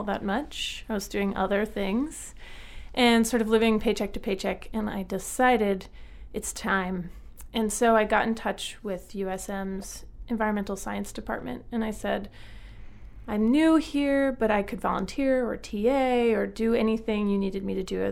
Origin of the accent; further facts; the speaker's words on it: Northern Virginia, United States; now in Portland, Maine, United States; I grew up in Northern Virginia